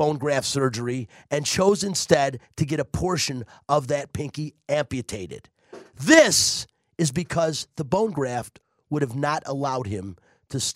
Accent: Detroit, Michigan, United States; I'm from Detroit. I worked for the Detroit Lions radio network for a few years back in the day

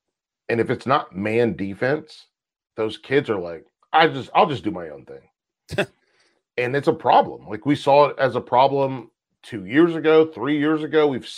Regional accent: the South, United States; I'm from the South. I live here.

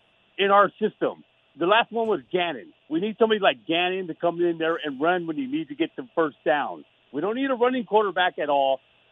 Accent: Oakland, California, United States; now in Modesto, United States; Born and bred in Oakland

